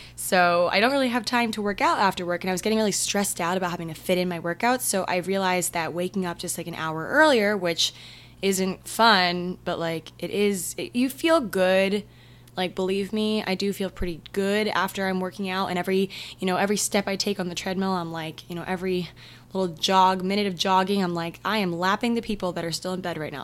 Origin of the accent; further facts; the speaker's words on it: Maryland, United States; we're from Maryland